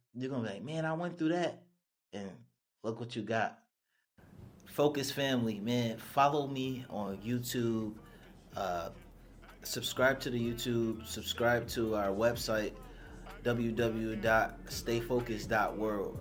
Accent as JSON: {"language": "English", "town": "Buffalo", "region": "New York", "country": "United States", "also_born_or_lived": "Dallas, Texas", "moved": "yes", "lives_now": "Houston, United States", "said": "I'm from Buffalo, New York, a small town. Uh, I moved to Texas"}